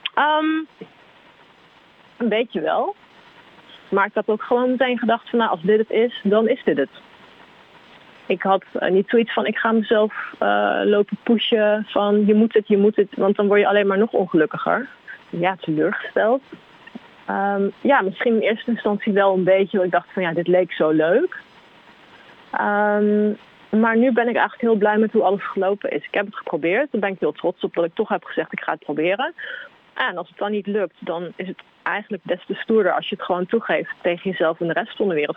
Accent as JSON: {"language": "Dutch", "town": "Arnhem", "region": "Gelderland", "country": "Netherlands", "tie": "born or raised there", "said": "in Arnhem waar ik vandaan kom"}